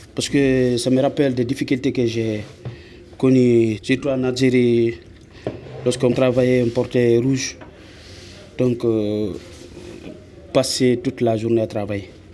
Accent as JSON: {"language": "French", "country": "Guinea", "moved": "as an adult", "said": "je viens de la Guinée-Conakry"}